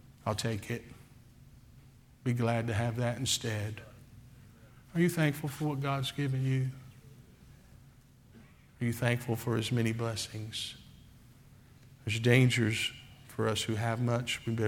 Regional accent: Oklahoma, United States; I'm from Oklahoma.

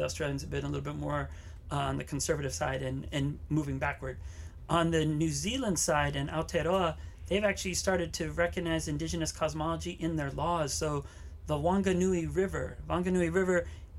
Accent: Waianae, Hawaii, United States; I grew up here in Hawaii, up in Waianae

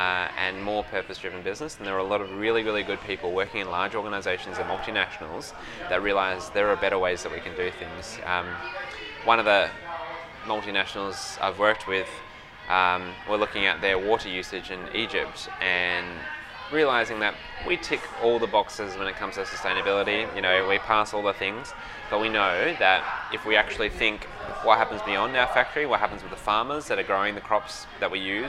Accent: Bunbury, Western Australia, Australia; I grew up in Bunbury, which is a couple of hours south of Perth in Western Australia.

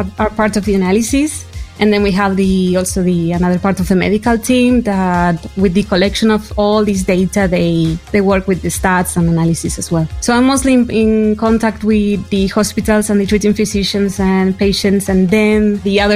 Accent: Buenos Aires, Argentina; moved away as an adult; now in Barcelona, Spain; I live in Barcelona since 7 years. I was born in Buenos Aires, Argentina

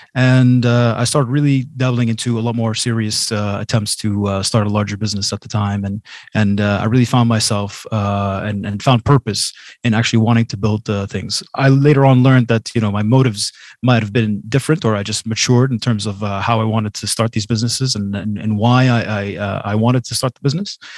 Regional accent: Boston, Massachusetts, United States; now in Jordan; I was born and raised in Boston, Massachusetts.

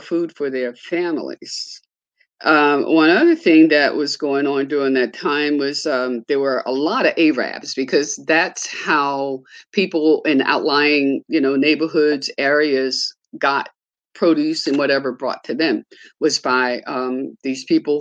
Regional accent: Baltimore, Maryland, United States; I was born in Baltimore in 1943 on Paca Street, just about 2.5 blocks from the Lexington Market. And I lived on Paca Street until I was about 13 or 14 years old.

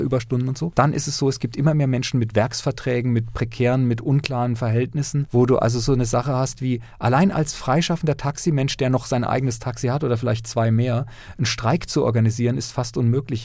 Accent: near Lörrach, Baden-Württemberg, Germany; born or raised there

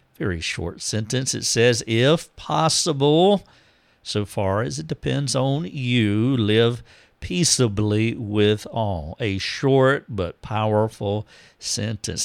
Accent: United States

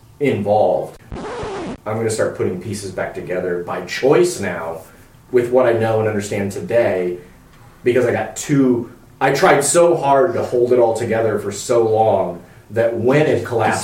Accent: Midwest, United States; And I grew up in the Midwest, and I, conservative, red state youngin', grew up just accepting everything my parents taught me.

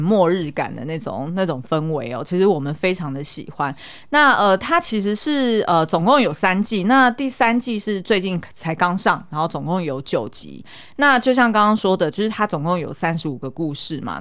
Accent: Taiwan; 我小时候在眷村的时候

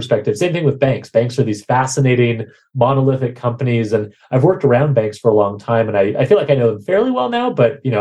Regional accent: Bozeman, Montana, United States; I was growing up in Bozeman, Montana

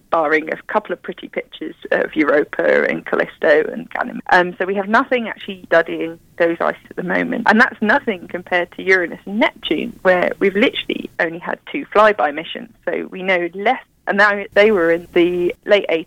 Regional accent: United Kingdom; moved away; You probably tell from my accent, I'm from the UK

